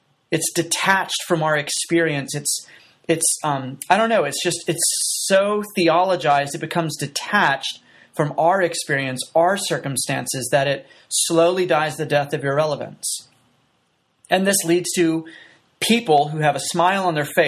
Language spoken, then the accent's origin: English; United States; as an American